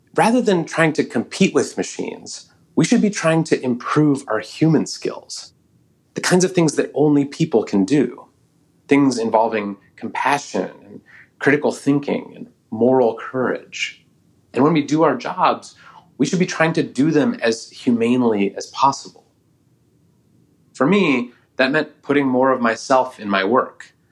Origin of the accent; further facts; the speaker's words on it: Oakland, California, United States; my hometown of Oakland, California